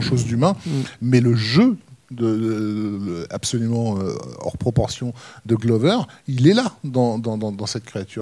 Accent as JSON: {"language": "French", "country": "France", "said": "chez nous en France"}